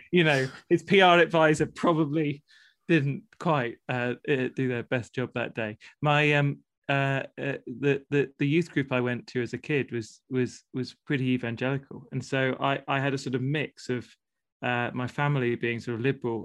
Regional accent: Plymouth, South West England, United Kingdom; I grew up in Plymouth

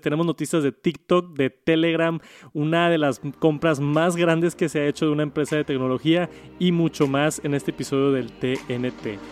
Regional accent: Mexico; en mi país, aquí en México

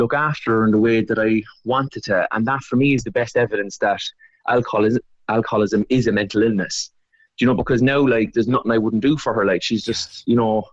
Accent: Cork, Munster, Ireland; that's the kind of world I grew up in Cork

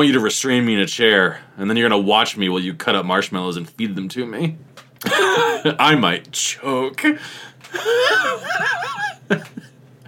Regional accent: United States; I'm of Irish descent, but I was born and raised in America

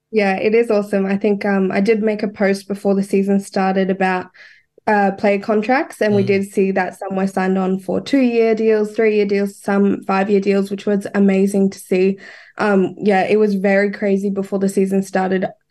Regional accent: Queensland, Australia; I am a Queenslander

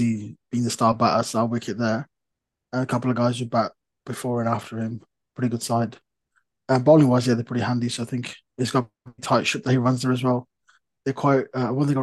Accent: Warwickshire, West Midlands, United Kingdom; we grew up playing together in Warwickshire

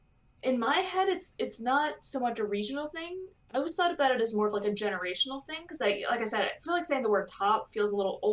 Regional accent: Ohio, United States; moved away

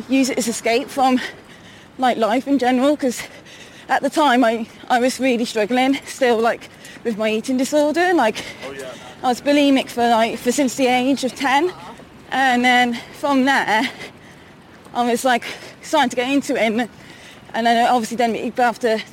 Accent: Malvern, West Midlands, United Kingdom; moved away as an adult; now in Worcester, United Kingdom; I was originally from Malvern, which is not that far from Worcester

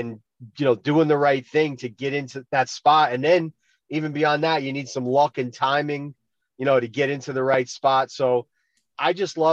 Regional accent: Roslyn, New York, United States; also born or lived in Wisconsin; I live in Roslyn and I grew up in Roslyn and I moved back here

